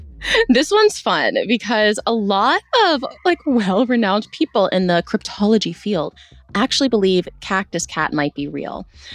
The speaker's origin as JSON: {"language": "English", "region": "Virginia", "country": "United States", "tie": "born or raised there", "said": "our proximity to West Virginia, where Kenny and I grew up in Virginia"}